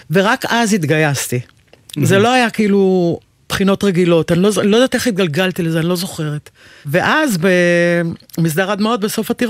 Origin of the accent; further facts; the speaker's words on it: Haifa, Haifa District, Israel; גדלתי בחיפה.